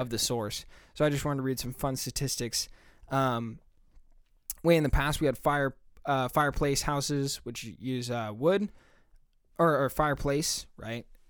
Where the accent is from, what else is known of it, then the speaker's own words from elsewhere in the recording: United States; we're both American, if you can't tell from our accents